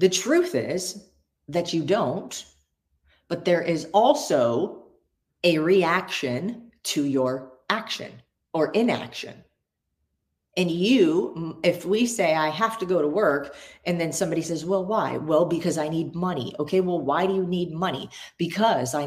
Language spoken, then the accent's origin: English; United States; I was born in America